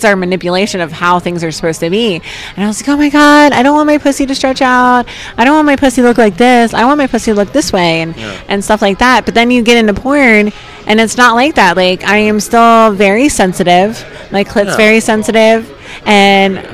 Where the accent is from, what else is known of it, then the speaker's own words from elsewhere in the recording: New Jersey, United States; I'm from South Jersey